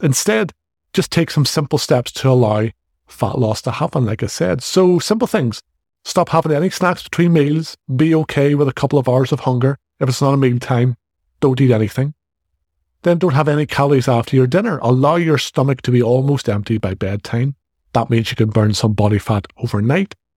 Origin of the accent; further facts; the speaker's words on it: Northern Ireland, United Kingdom; accent: Northern Irish; I'm from the north of Ireland.